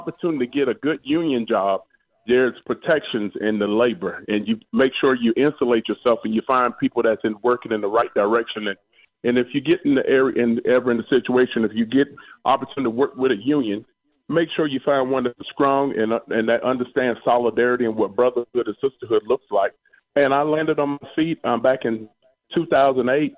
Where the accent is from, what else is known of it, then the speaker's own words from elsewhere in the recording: Savannah, Georgia, United States; I grew up in Savannah, Georgia.